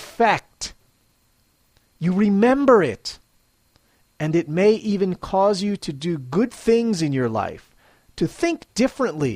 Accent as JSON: {"language": "English", "town": "Philadelphia", "region": "Pennsylvania", "country": "United States", "moved": "yes", "lives_now": "Matsumoto, Japan", "said": "I'm originally from Philadelphia, Pennsylvania, USA"}